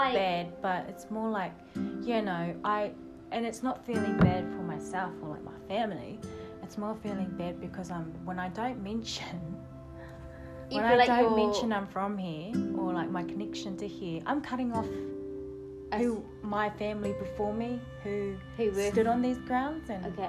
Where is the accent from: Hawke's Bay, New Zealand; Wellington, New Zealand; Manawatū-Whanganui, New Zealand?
Hawke's Bay, New Zealand; Mahia; Because we're so from Mahia.